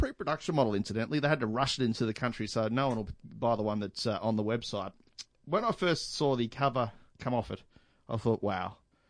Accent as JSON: {"language": "English", "country": "Australia", "said": "we're Australian."}